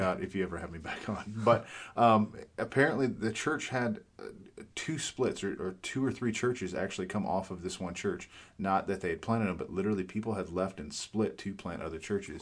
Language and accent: English; New Mexico, United States; also born or lived in Fort Worth, Texas; I was born and raised here in New Mexico